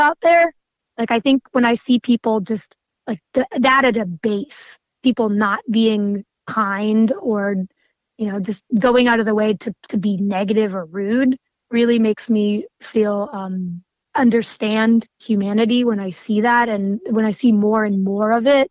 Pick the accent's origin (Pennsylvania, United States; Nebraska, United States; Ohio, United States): Pennsylvania, United States; Erie; moved away as an adult; also born or lived in Pittsburgh, Pennsylvania; now in Virginia, United States; I grew up outside of Erie, Pennsylvania.